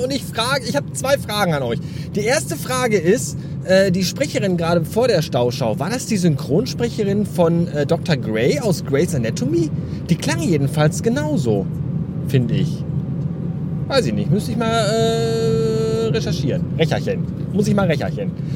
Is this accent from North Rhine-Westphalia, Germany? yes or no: yes; the West, North Rhine-Westphalia, Germany; hier bei uns im Westen